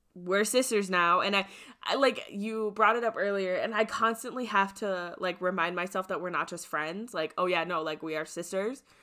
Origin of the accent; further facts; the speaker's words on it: Midwest, United States; I'm from the Midwest